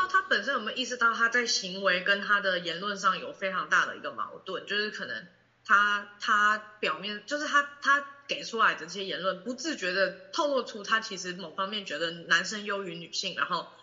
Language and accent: Chinese; Taiwan; 我们台湾人